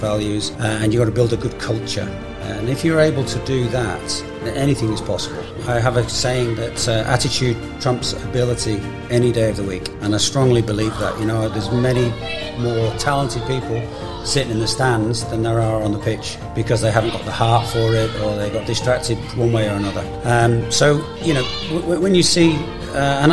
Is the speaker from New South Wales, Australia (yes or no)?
no; Brisbane, Queensland, Australia; I was coaching my hometown team